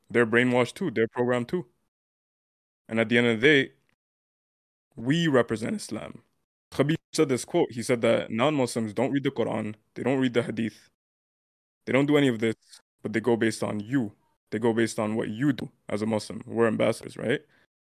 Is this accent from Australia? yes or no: no; Canada; we grew up in the West. I grew up in Canada.